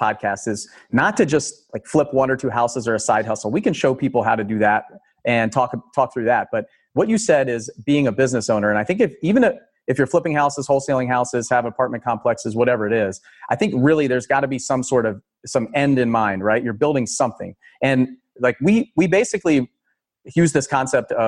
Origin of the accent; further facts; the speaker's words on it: Howard County, Maryland, United States; in Maryland, I grew up in Howard County